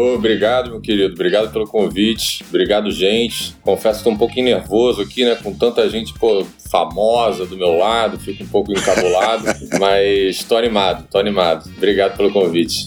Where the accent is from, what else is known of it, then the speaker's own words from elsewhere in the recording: Niterói, Rio de Janeiro, Brazil; eu sou de Niterói, né? A cidade vizinha do Rio.